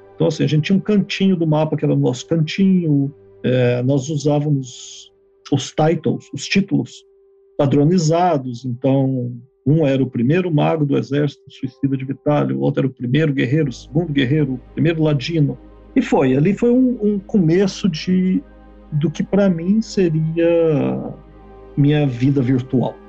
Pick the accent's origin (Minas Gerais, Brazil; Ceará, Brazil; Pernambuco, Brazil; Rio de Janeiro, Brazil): Minas Gerais, Brazil; Belo Horizonte; also born or lived in São Paulo; now in Canada; Eu sou de Minas, de Belo Horizonte. Depois, posteriormente, mudei para São Paulo e agora Canadá.